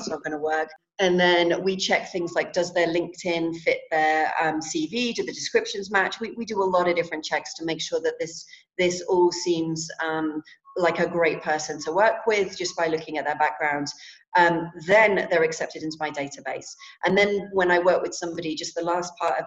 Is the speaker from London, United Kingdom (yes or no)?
yes; London, United Kingdom; I'm from London